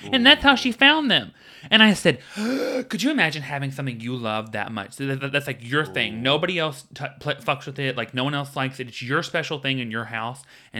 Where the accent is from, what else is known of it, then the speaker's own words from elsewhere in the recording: the South, United States; I grew up in the South. We've been making jam, girl.